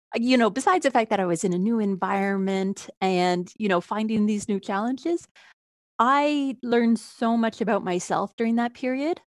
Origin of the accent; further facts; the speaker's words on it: Toronto, Ontario, Canada; moved away; originally, I am from Toronto.